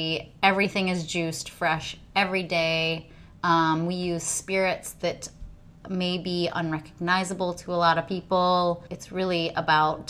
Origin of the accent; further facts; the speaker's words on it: Midwest, United States; now in Cincinnati, United States; I'm a Midwesterner at heart